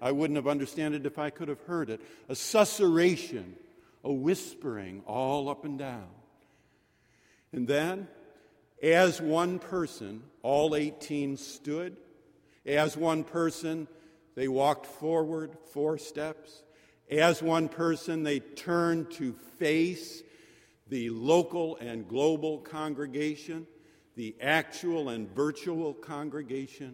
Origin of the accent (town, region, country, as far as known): Syracuse, New York, United States; born or raised there; now in Boston, United States